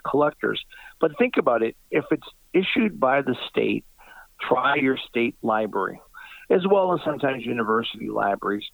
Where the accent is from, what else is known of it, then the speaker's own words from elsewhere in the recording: Massachusetts, United States; my home state of Massachusetts